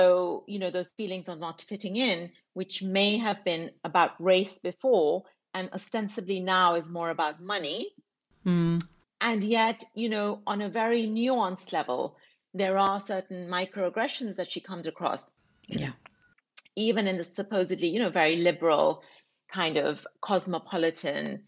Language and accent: English; England, United Kingdom; a British Pakistani woman myself, growing up in England